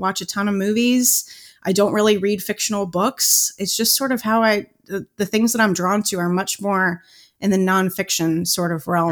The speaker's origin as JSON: {"language": "English", "town": "Cincinnati", "region": "Ohio", "country": "United States", "tie": "born or raised there", "said": "I grew up in Cincinnati. I grew up in the northern suburbs of Cincinnati"}